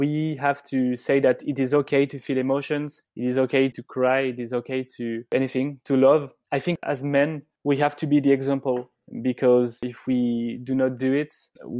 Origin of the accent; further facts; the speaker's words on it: French Riviera, Provence-Alpes-Côte d'Azur, France; when I was young and I was growing up on the French Riviera.